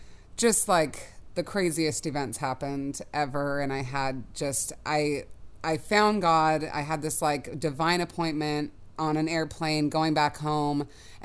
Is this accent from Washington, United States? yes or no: yes; Seattle, Washington, United States; moved away as an adult; also born or lived in Indiana / San Diego; now in Los Angeles, United States; So I'm from Seattle originally.